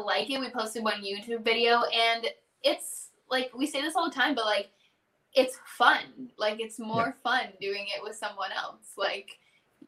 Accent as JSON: {"language": "English", "town": "Hamilton", "region": "Ontario", "country": "Canada", "tie": "born or raised there", "said": "growing up in Ontario, like I grew up in Hamilton"}